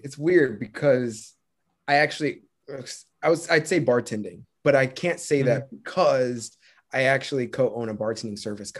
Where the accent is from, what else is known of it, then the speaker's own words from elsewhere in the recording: Marietta, Georgia, United States; Yeah, I grew up in Marietta, Georgia.